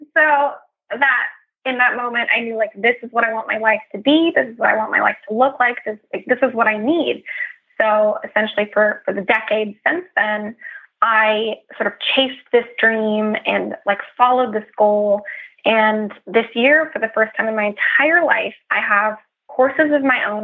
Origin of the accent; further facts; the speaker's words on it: California, United States; I'm from California, and I like to represent the West Coast